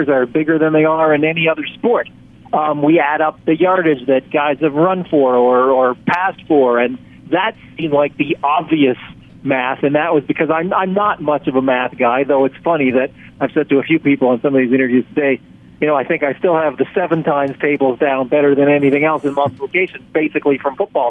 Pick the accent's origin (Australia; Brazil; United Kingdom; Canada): Canada; I'm from Canada